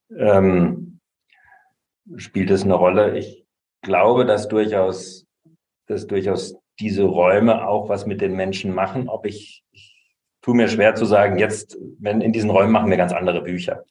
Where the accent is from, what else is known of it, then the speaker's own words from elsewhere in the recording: Lahr, Baden-Württemberg, Germany; moved away; aber ich werde nicht wieder zurück in meine Heimatstadt ziehen, die Kleinstadt